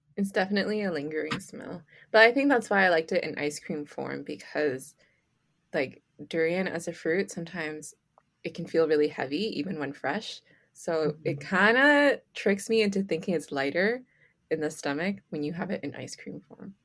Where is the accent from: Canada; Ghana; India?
Canada; I'm born and raised in Canada